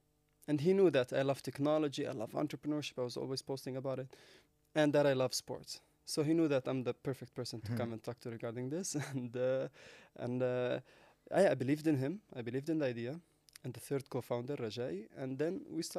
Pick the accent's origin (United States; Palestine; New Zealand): Palestine; Jerusalem; English is a second language; So born and raised in East Jerusalem, right?